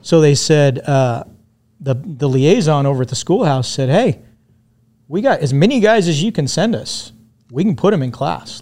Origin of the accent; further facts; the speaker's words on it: Tehachapi, California, United States; also born or lived in Redondo Beach, California / Hermosa Beach, California / Inglewood, California / Lawndale, California; I was born in sixty-six. Spent, uh, most, you know, the sixties and seventies in the, in the South Bay area. We kind of, we bounced around between Redondo, Hermosa. I lived in Inglewood for a while, lived in Lawndale for a while, and then spent my formative years in a place called Tehachapi